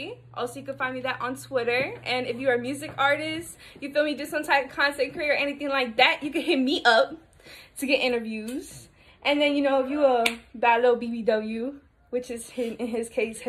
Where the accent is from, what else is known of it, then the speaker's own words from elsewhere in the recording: Secaucus, New Jersey, United States; I'm from New Jersey. I'm from Secaucus, New Jersey. I'm from up north.